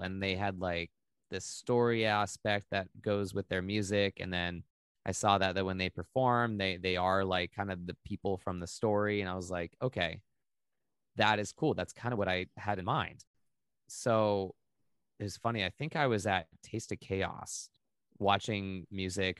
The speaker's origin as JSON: {"language": "English", "area": "Maui", "region": "Hawaii", "country": "United States", "tie": "born or raised there", "said": "I grew up in Hawaii"}